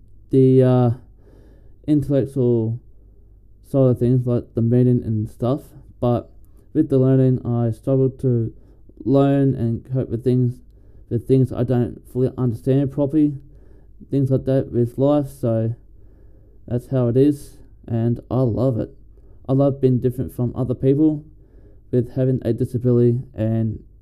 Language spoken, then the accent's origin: English; Bundaberg, Queensland, Australia; also born or lived in Lismore, New South Wales / Ballina, New South Wales; I am 26 from Bundaberg here in Queensland. I've been living in Bundaberg for 22 years of my life